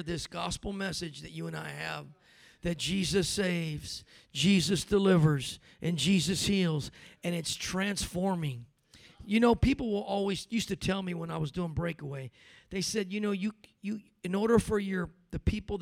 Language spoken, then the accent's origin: English; California, United States; now in Denver, United States; I grew up in California